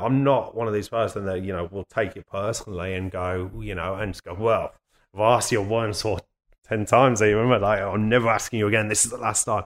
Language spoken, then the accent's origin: English; Birmingham, West Midlands, United Kingdom; moved away; I'm from Birmingham